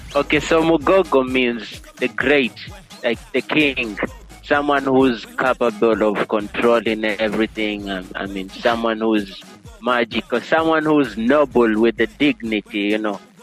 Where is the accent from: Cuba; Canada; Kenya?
Kenya; Coast; first language Giriama; English is a second language; Giriama, that's my local language here, my mother language, spoken in Coast here